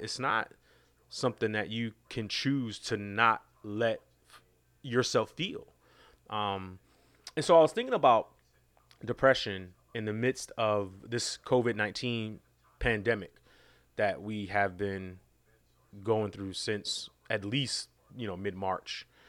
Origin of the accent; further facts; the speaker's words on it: New York City, New York, United States; I, I grew up in New York City, uh, in Queens